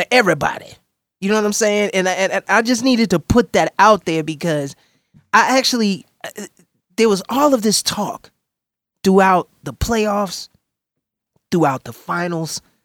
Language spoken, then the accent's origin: English; Chicago, Illinois, United States; speaking as a Chicagoan